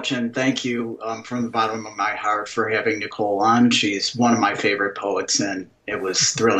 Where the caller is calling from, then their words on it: Middleburg Heights, Ohio, United States; I'm calling from Middleburg Heights, Ohio, which is a suburb of Cleveland.